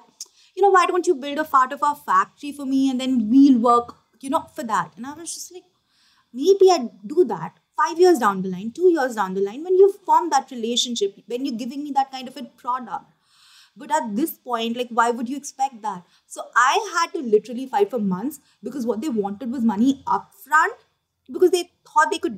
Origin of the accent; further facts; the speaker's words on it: Kolkata, West Bengal, India; We have this area in Calcutta called Kumartoli